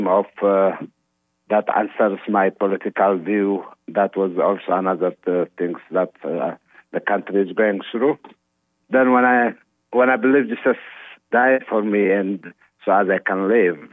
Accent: Eritrea; now in Iowa, United States; I'm Eritrean Orthodox. I'm from Eritrea, so I born to Eritrean Orthodox family

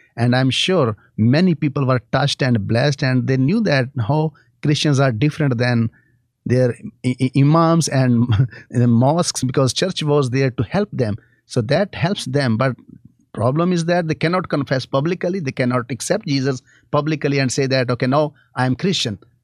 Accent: Pakistan; I have grown up seeing all these things in my country

